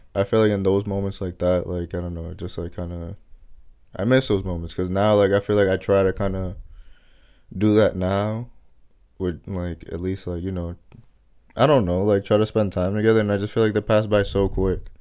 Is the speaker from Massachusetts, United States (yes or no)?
yes; Massachusetts, United States; also born or lived in Dominican Republic; I've always, like, lived in Massachusetts.